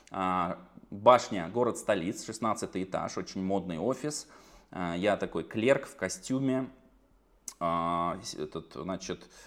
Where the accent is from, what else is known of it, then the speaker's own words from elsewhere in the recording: Kemerovo, Kemerovo Oblast, Russia; born there; now in Saratov, Russia; Я родился в Сибири, в Кемерово. Потом оттуда уехали. В итоге я живу в Саратове